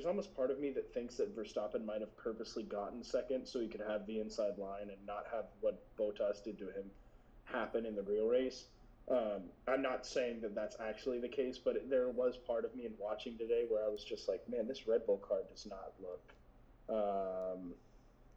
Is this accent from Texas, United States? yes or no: yes; Austin, Texas, United States; I'm from Austin